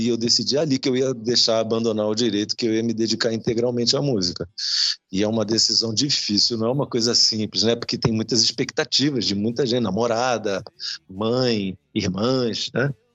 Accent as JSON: {"language": "Portuguese", "town": "Leme", "region": "São Paulo", "country": "Brazil", "tie": "born or raised there", "said": "Leme, estamos falando de Leme, interior de São Paulo, ali perto de Araras, é, Pirassununga. Eu nasci ali"}